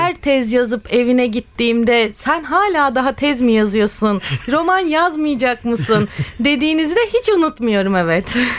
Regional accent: Istanbul, Turkey; ben doğma büyüme Kadıköylüyüm

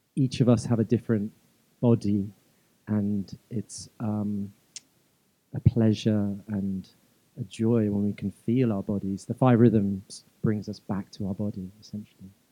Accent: London, United Kingdom; also born or lived in Malawi; I was born in Malawi in in uh, East Africa. I, am Indian by ethnicity, um, and I grew up in London.

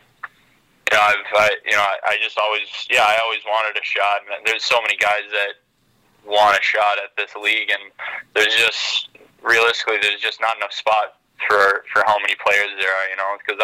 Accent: Rogers, Minnesota, United States; I grew up in Rogers, smaller city, only 10,000-12,000, and it was a great experience

